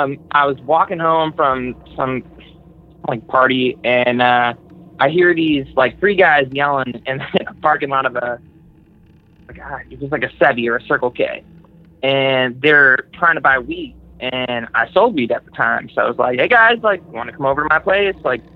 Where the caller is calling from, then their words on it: Southern California, United States; I'm calling from Southern California.